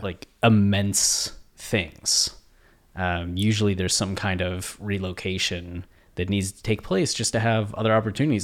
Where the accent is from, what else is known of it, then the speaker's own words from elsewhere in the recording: Ohio, United States; moved away; people that I grew up with in Ohio